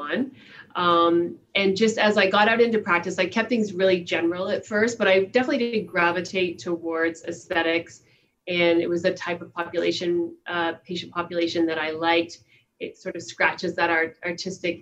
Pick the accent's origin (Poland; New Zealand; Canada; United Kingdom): Canada; East Coast, the Maritimes; moved away; also born or lived in Toronto, Ontario; I'm from the East Coast. I actually was born in Toronto, and my dad's from the Maritimes. My mother's from Ontario. So as soon as he was able, he dragged her back out to the East Coast. But that's really where I consider home